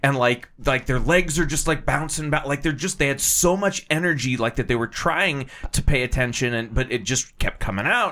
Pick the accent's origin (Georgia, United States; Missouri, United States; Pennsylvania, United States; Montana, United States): Pennsylvania, United States; Titusville; when I was growing up in Titusville